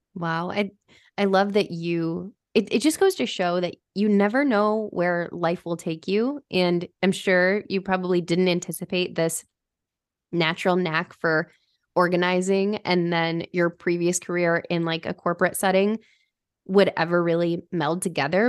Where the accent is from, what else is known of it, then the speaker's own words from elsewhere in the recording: Michigan, United States; I stayed at home and went to school at, at Oakland University, which is local to where I grew up in Michigan